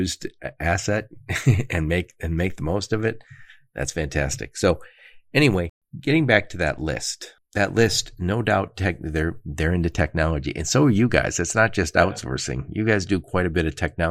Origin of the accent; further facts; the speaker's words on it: Detroit, Michigan, United States; I'm from Detroit